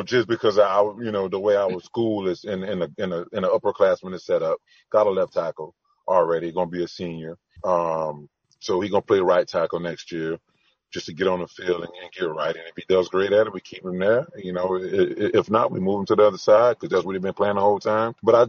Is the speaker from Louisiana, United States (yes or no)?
yes; Louisiana, United States; I'm from Louisiana.